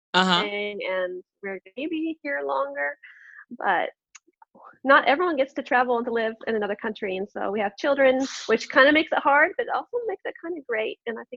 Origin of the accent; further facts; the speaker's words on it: Pacific Northwest, United States; moved away as an adult; also born or lived in South Korea; now in Vienna, Austria; I am American. I grew up on the West Coast, the beautiful Pacific Northwest, the best place to be. And now I live in Vienna, Austria with my husband. So it's Vienna, Austria, where my family and I are living right now.